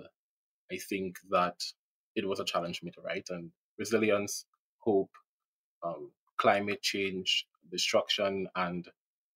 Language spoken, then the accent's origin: English; Trinidad & Tobago; I'm from Trinidad, I'm from the Caribbean